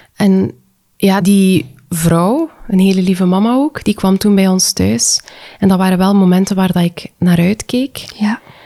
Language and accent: Dutch; West Flanders, Belgium; ik kom uit West-Vlaanderen